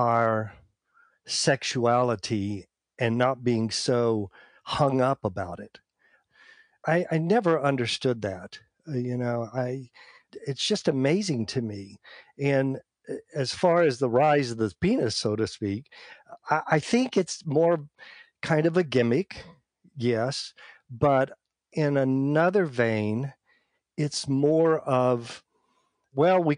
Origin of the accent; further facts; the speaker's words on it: Atoka, Oklahoma, United States; also born or lived in Hollywood; now in Austin, United States; being raised on a farm, population 4,000, Atoka, Oklahoma